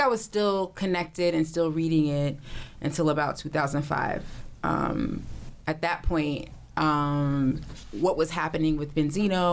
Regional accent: East Orange, New Jersey, United States; I'm from East Orange

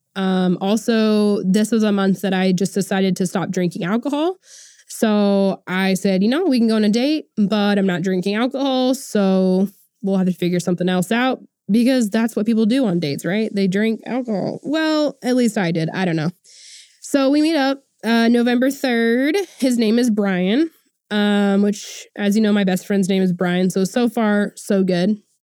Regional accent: Oklahoma, United States; I'm born and raised in Oklahoma

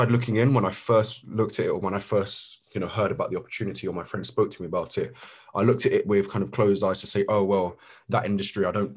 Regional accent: London, United Kingdom; We've both grown up in London

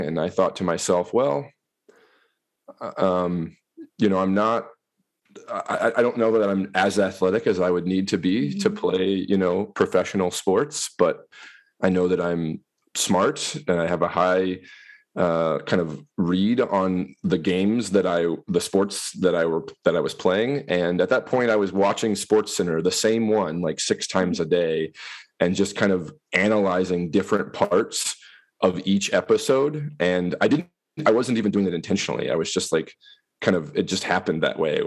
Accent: northeast Missouri, United States; moved away as an adult; now in Wisconsin, United States; I grew up in Missouri in the northeast corner in a, in a rural area.

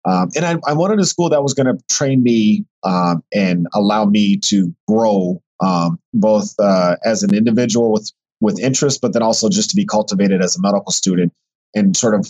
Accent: Texas, United States; also born or lived in other parts of the US; So I'm originally from Texas, and I consider Texas home, even though I grew up as an Army brat. And I lived in other parts of the country.

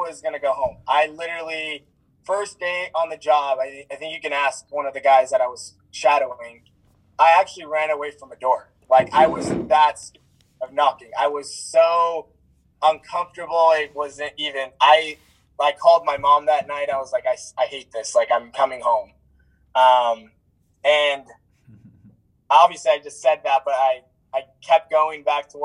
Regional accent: Orem, Utah, United States; originally from Orem

